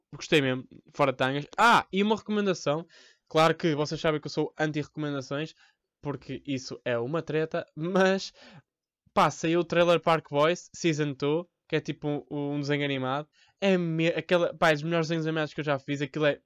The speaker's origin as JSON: {"language": "Portuguese", "town": "Porto", "region": "Norte", "country": "Portugal", "said": "Eu sou do Porto há 20 anos"}